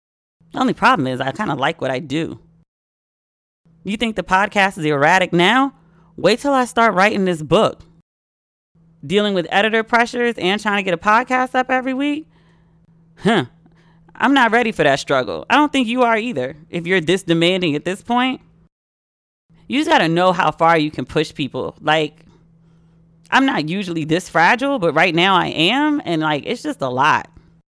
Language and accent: English; Maryland, United States; accent: Maryland; Like I went to New York and the first thing I did was try to get rid of my Merlin accent. I go to the carry out, not the curry out.